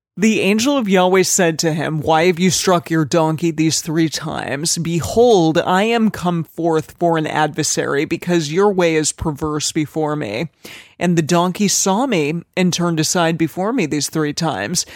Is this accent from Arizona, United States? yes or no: yes; Arizona, United States; I'm from Arizona, and we would say it like